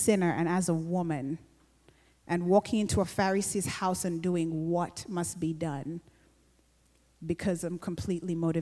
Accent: Uganda; I grew up in Uganda, and like we still have kingdoms for some of the tribes there

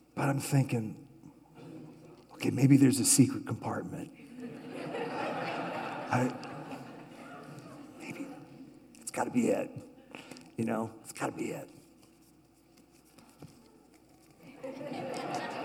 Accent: Oklahoma, United States; I'm from Oklahoma

